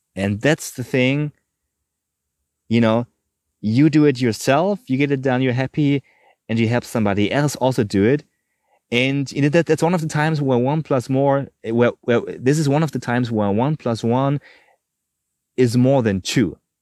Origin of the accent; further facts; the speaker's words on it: Germany; I'm from Germany